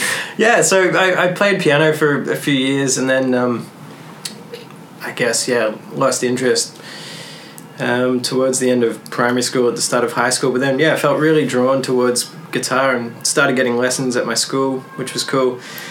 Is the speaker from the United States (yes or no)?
no; Melbourne, Victoria, Australia; of you guys didn't get that, I'm from Australia.